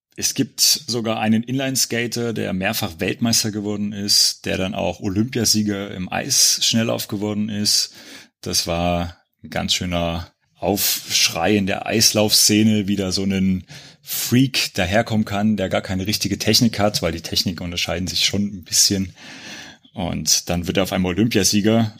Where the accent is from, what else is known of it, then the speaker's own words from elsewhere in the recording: Gera, Thuringia, Germany; Ich bin in Gera geboren und wie der Lars in der letzten Wismut-Folge schon gesagt hat, da bin ich zur WSG Wismut Gera auch gegangen, bin bis zum Abitur in Gera gewesen